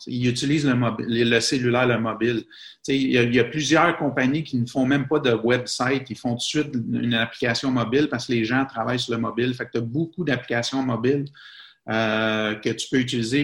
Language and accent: French; Quebec, Canada; moved away as an adult; also born or lived in Bahrain; un Canadien comme ou un Québécois comme moi